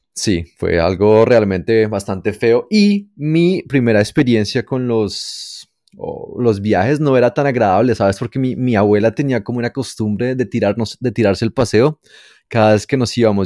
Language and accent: Spanish; Bogotá, Colombia; accent: rolo/cachaco; moved away; yo nací en Bogotá, Colombia allá por los años 80